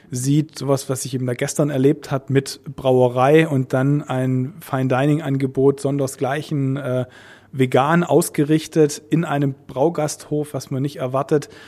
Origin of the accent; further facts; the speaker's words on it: Stuttgart, Baden-Württemberg, Germany; Also meine Heimatstadt ist Stuttgart, da gibt es die Intergastra, die ist 2020 wieder.